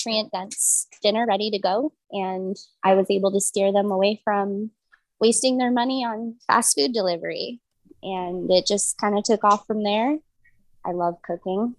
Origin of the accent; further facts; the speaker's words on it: Omaha, Nebraska, United States; I grew up in South Omaha in a strong Polish community